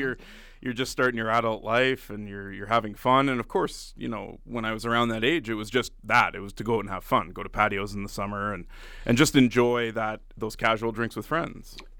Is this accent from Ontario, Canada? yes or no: yes; Ottawa, Ontario, Canada; moved away as an adult; also born or lived in Grande Prairie / Red Deer; I was born and raised in Ottawa